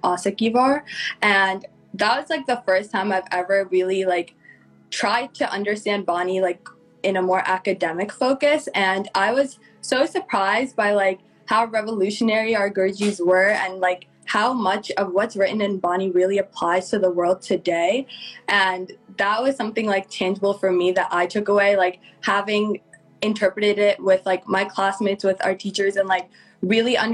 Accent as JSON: {"language": "English", "region": "New Jersey", "country": "United States", "moved": "as an adult", "lives_now": "Pittsburgh, United States", "said": "I am from New Jersey, but I go to school in Pittsburgh, Pennsylvania"}